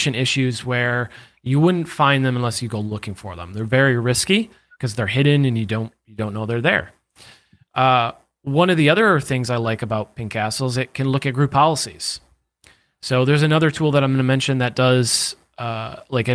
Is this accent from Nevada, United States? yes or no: no; New York, United States; I'm from New York.